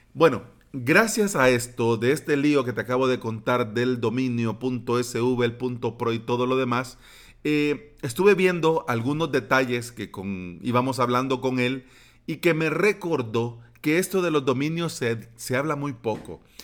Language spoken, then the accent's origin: Spanish; El Salvador; aquí en mi país